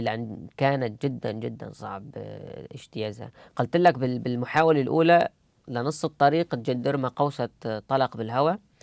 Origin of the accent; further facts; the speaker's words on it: Idlib, Idlib Governorate, Syria; moved away as an adult; also born or lived in Germany; now in Cologne, Germany; أرجع أدلب